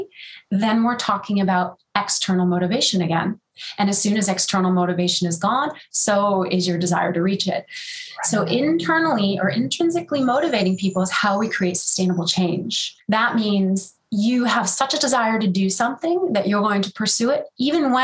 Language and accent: English; New York, United States; now in California, United States; I am in California, but I'm a New Yorker at heart